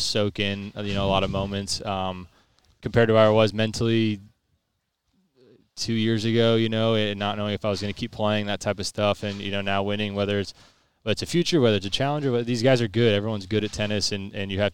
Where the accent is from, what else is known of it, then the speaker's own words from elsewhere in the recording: United States; Being American